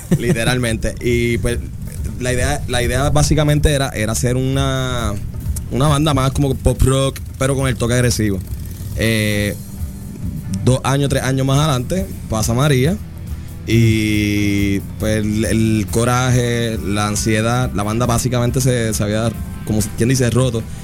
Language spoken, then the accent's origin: Spanish; Puerto Rico; sentimos nosotros como puertorriqueños